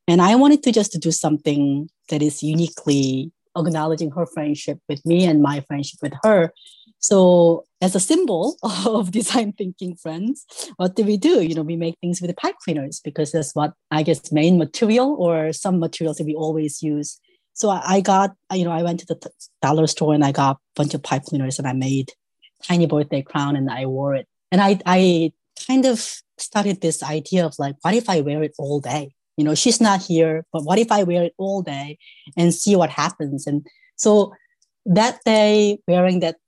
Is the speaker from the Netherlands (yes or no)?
no; South Korea; moved away as an adult; now in United States; I was born in South Korea. I came to US to study